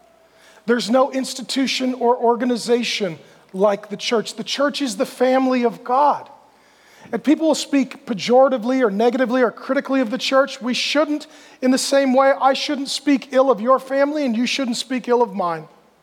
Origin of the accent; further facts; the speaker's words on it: Washington, United States; also born or lived in Grand Forks, North Dakota; now in Texas, United States; so I was born in Grand Forks, North Dakota, and then my family moved to Washington, lived there. I've moved down to Phoenix more recently.